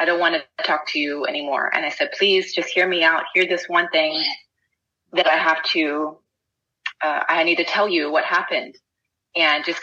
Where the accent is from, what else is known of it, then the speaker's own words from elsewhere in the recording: Texas, United States; I'm from Texas.